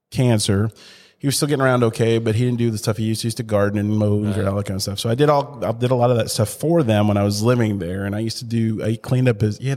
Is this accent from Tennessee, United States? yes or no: yes; Chattanooga, Tennessee, United States; that's the Chattanooga's. That's my hometown